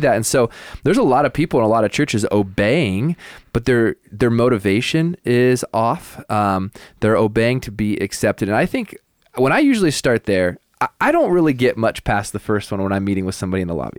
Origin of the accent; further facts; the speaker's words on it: the Northwest, Pacific Northwest, United States; moved away; I grew up in the Northwest